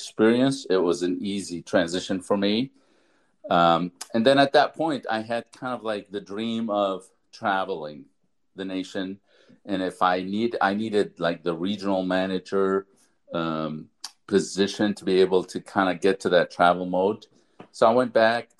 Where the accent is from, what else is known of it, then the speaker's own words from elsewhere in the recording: Lebanon; now in Minnesota, United States; I'm originally from Lebanon. I've been in Minnesota for 32 years. I've immigrated during the Civil War in Lebanon